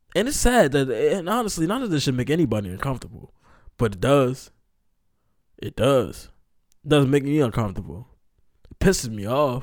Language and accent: English; Maryland, United States; I'm from Maryland